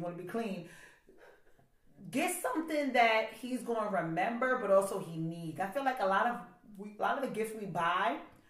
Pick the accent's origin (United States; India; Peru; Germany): India; I'm like, okay, I'm Indian. I'll go buy 7 for $35.